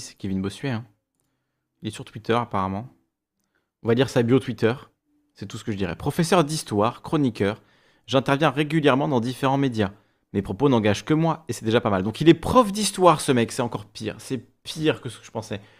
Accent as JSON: {"language": "French", "region": "Corsica", "country": "France", "tie": "born or raised there", "said": "j'ai grandi en Corse, euh, au primaire, au collège, au lycée"}